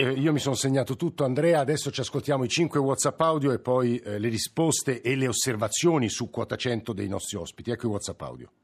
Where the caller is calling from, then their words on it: Lodi, Lombardy, Italy; chiamo da Lodi